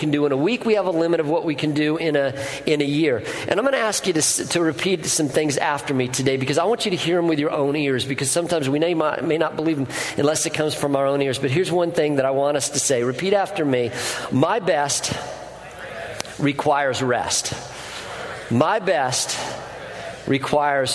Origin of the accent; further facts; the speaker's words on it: Colorado, United States; moved away; I grew up in Colorado, and we had a wood-burning stove